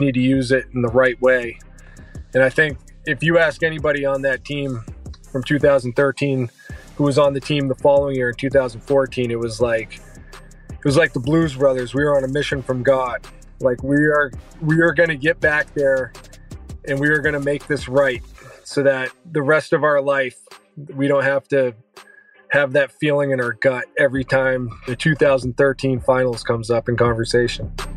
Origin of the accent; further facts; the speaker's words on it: New Hampshire, United States; moved away as an adult; also born or lived in Florida; now in San Antonio, United States; I'm from New Hampshire